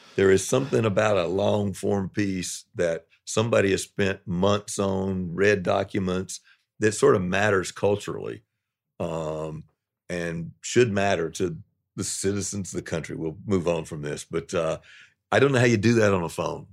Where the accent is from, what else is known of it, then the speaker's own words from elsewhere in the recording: the South, United States; moved away; also born or lived in New York; I'm a Southerner